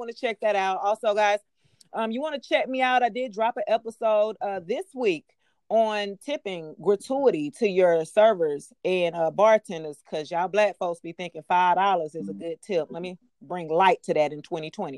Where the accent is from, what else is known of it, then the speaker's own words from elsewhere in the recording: Decatur, Georgia, United States; I'm from Decatur